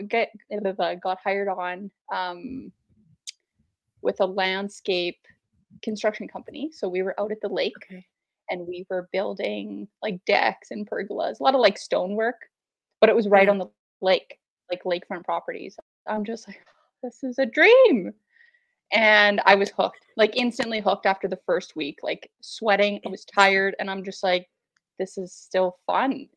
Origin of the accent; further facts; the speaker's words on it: Saskatoon, Saskatchewan, Canada; I am from Saskatoon, Saskatchewan, right dead set in the middle of the prairies. I was born and raised here, born and raised in the north.